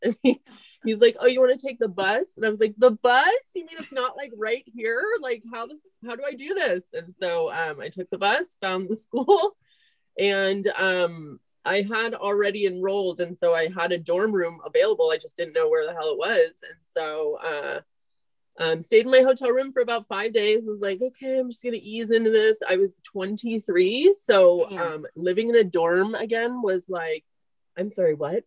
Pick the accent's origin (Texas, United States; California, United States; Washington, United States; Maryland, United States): California, United States; Marin County; also born or lived in Ireland; I grew up in Marin County, went to high school in Marin County